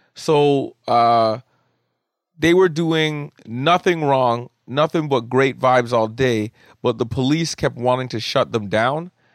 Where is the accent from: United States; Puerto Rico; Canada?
Canada; I am Canadian